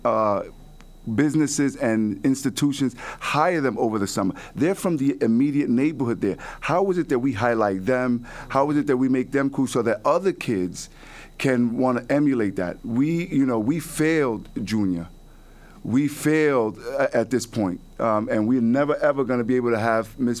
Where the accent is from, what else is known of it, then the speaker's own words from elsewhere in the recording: New York City, New York, United States; I grew up in the Bronx. You know, I was born and raised in Soundview and Watson Avenue, late 80s, early 90s.